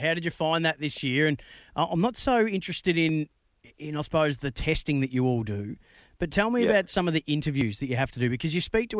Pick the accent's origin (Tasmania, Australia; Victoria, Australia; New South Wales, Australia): Victoria, Australia; Bendigo; that's my hometown, Bendigo.